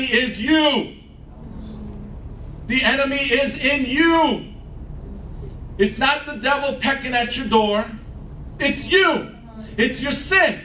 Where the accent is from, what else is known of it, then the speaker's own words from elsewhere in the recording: Chicago, Illinois, United States; I'm a Chicagoan. I was born here, I was raised here, and I'm gonna die here